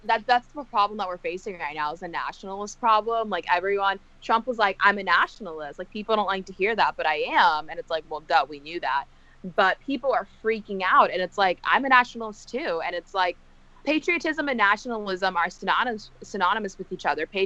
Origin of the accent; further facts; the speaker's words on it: Texas, United States; I was born and raised here